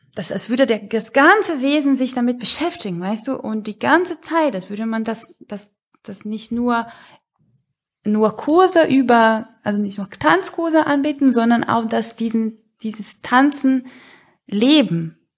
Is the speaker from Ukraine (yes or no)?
no; Brazil; moved away